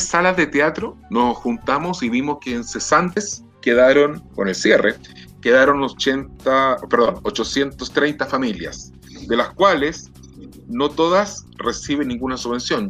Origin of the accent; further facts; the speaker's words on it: Chile; como muchos chilenos